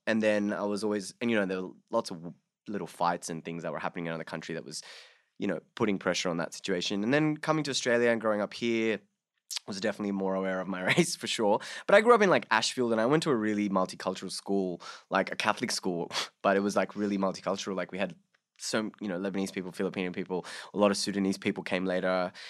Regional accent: Bangladesh; So I'm my parents are of Hindu background, so that, you know, growing up in Bangladesh, I was also a minority.

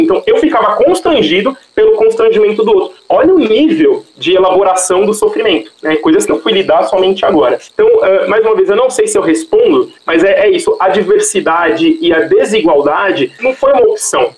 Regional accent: São Paulo, Brazil; Eu cresci na Vila Buarque, Santa Cecília

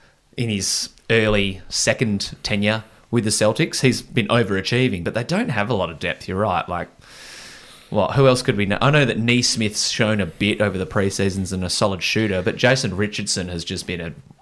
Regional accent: Australia; As you do as an Australian.

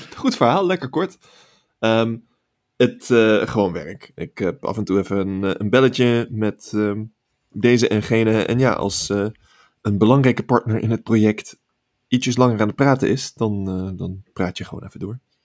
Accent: Netherlands; moved away as an adult; now in California, United States

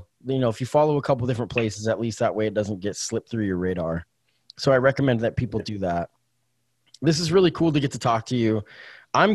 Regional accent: Canada; I know you can't get into it too much, but what I just want to, as a Canadian, outside opinion.

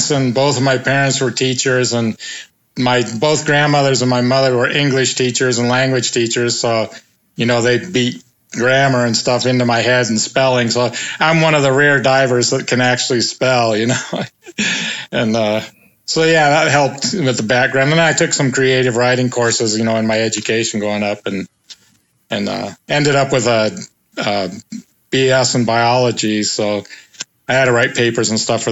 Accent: Pacific Northwest, United States; also born or lived in Moscow, Idaho / Spokane; I was born and raised in the Pacific Northwest

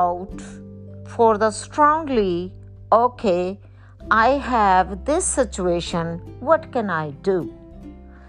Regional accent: Pakistan; I was born in Pakistan

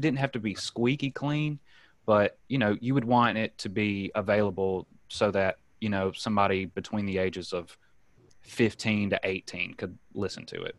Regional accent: Alabama, United States; moved away as an adult; also born or lived in Gulfport, Mississippi; now in San Diego, United States; I'm originally from Alabama. I started doing stand up there when I was 18.

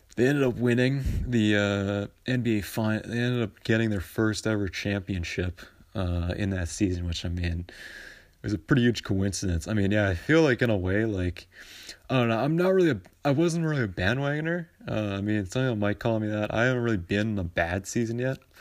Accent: Vancouver, British Columbia, Canada; I'm from Vancouver

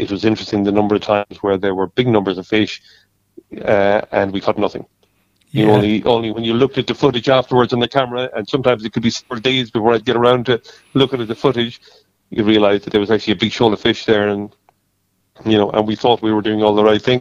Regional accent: Tipperary, Ireland; now in Kerry, Ireland; I grew up in Tipperary, not too far from the River Shore, and, you know, grew up fishing for trout

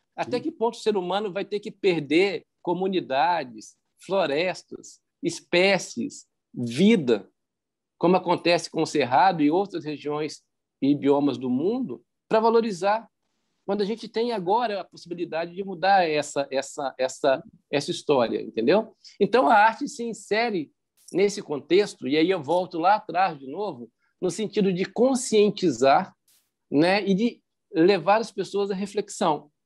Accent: Belo Horizonte, Minas Gerais, Brazil; eu sou de Minas Gerais, sou de Belo Horizonte

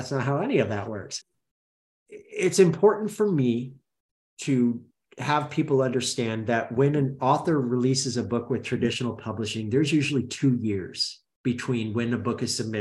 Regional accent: Roseburg, Oregon, United States; I grew up in Oregon

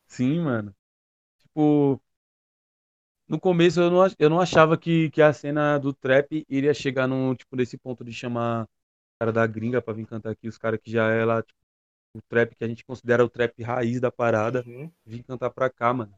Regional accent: Ferraz de Vasconcelos, São Paulo, Brazil; sou de Ferraz de Vasconcelos, na ZL de São Paulo

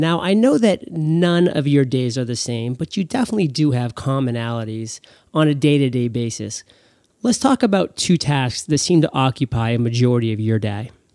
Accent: Portland, Maine, United States; my hometown, Portland, Maine.

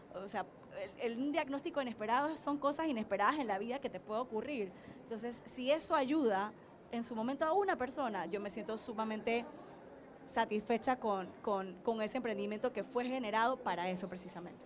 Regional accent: Panama; nos hace sentir muy orgullosas ambas como panameñas

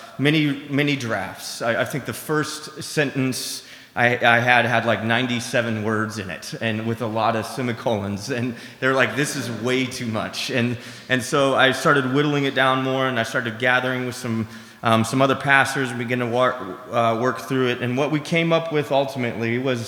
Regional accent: Seattle, Washington, United States; I grew up in Seattle

